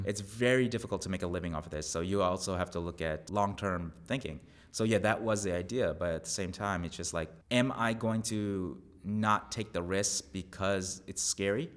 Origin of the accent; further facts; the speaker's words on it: Long Island, New York, United States; moved away as an adult; now in Texas, United States; where I grew up in Long Island